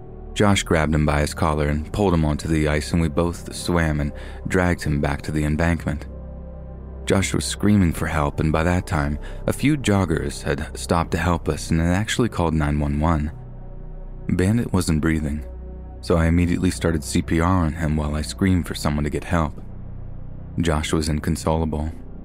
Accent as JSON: {"language": "English", "town": "Fort Collins", "region": "Colorado", "country": "United States", "tie": "born or raised there", "said": "I was born and raised in Fort Collins, Colorado, home of the Colorado State University Rams."}